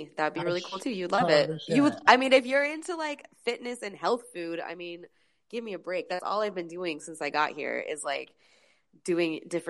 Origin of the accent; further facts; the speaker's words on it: San Francisco Bay Area, California, United States; now in Los Angeles, United States; I grew up in California and a lot of the girls that I grew up with live here now.